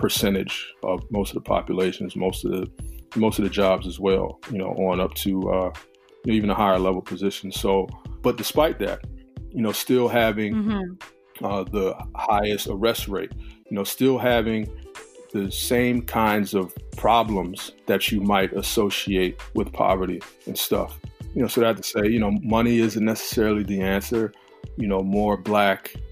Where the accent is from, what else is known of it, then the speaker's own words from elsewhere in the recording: Prince George's County, Maryland, United States; moved away as an adult; also born or lived in Washington, District of Columbia, United States; now in Philadelphia, United States; I grew up in Prince George's County, Maryland. I grew up in I would say PG County as well as DC